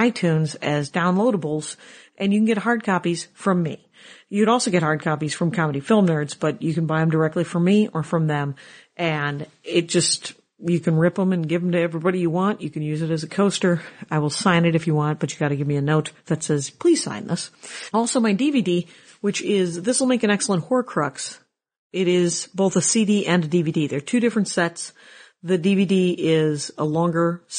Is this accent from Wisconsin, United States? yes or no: yes; South Milwaukee, Wisconsin, United States; the food bank in my hometown from South Milwaukee, Wisconsin, where we used to get food when I was very little